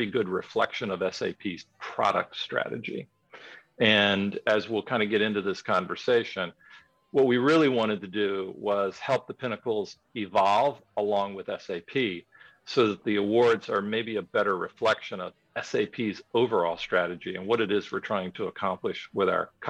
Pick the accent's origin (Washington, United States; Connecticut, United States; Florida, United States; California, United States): Florida, United States; Miami; now in Georgia, United States; I grew up in Miami, and back in those days, they didn't have a hockey team